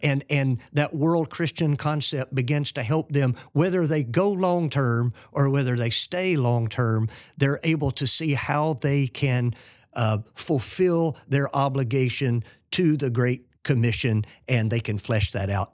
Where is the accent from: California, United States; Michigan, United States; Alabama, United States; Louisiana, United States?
Alabama, United States; Fort Payne; moved away as an adult; also born or lived in New Orleans / Philippines; we're from Fort Payne, Alabama